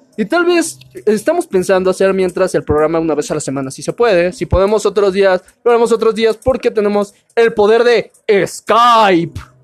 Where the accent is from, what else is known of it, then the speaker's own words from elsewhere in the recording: Veracruz, Mexico; soy de Veracruz